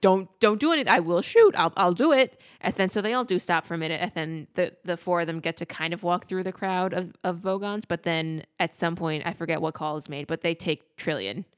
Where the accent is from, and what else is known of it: United States